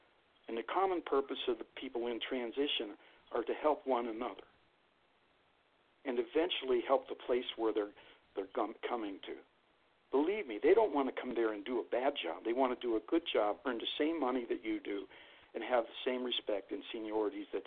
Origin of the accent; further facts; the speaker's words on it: Youngstown, Ohio, United States; moved away as an adult; also born or lived in Flint, Michigan; now in Lansing, United States; I'm from the Valley in Youngstown, Ohio, but I lived here my whole adult life right after high school